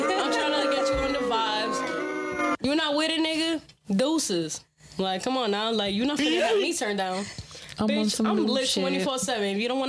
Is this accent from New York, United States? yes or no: yes; New York, United States; I'm from New York and we say nigga, so that's just how I talk.